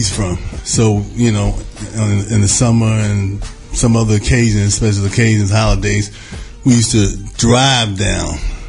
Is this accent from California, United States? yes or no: no; New York City, New York, United States; also born or lived in Harlem, New York; I grew up in the South Jamaica, Queens. Actually, I was born in Harlem. I was raised in Queens, Southside, Jamaica, Queens, 40 Projects.